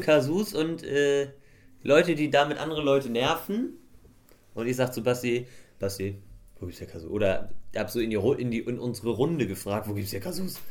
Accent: Swabia, Germany; bei uns in Schwaben

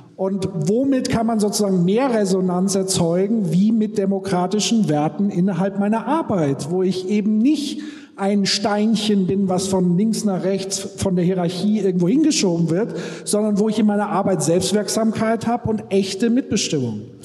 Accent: Würzburg, Bavaria, Germany; bei uns in Würzburg

